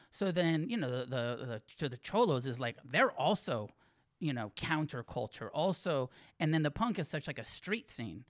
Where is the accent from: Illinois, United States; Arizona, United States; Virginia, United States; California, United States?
California, United States; Santa Cruz; also born or lived in Santa Fe, New Mexico / Taos, New Mexico; now in Los Angeles, United States; I grew up in Santa Cruz